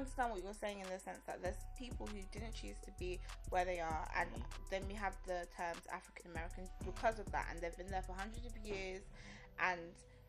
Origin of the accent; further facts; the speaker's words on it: England, United Kingdom; I'm English. I was born here. They don't need to know the rest. I was born here. I'm English. I can speak the Queen's English. Therefore, my mannerisms, the culture I was raised here.